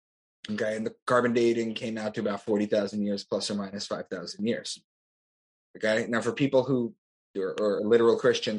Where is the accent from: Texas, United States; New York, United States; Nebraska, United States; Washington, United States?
New York, United States; Long Island; also born or lived in Boston; I'm from Long Island. That's where I am right now